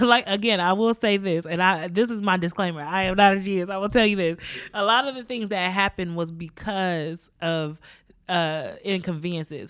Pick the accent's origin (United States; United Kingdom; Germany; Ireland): United States; I grew up in America as a black woman